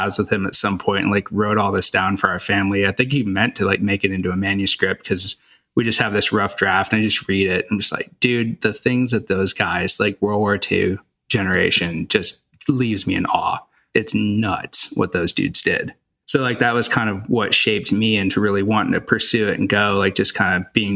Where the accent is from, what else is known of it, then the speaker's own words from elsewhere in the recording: Hot Springs, Arkansas, United States; also born or lived in Louisiana; I grew up in Hot Springs, Arkansas